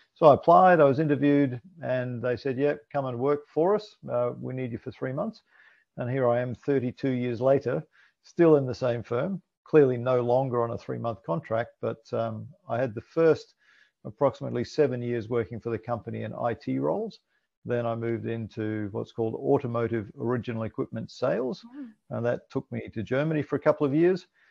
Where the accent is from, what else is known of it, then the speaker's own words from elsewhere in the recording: Scotland, United Kingdom; also born or lived in New Zealand; now in Australia; I was born in Scotland